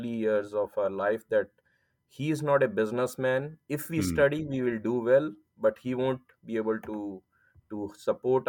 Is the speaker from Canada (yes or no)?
no; near the Himalayas, northern India, India; moved away as an adult; I'm born in India, in north of India, near to Himalayas, from a small town